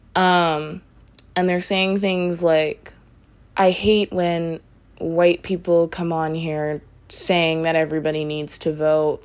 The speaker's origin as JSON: {"language": "English", "country": "Canada", "said": "I'm Canadian"}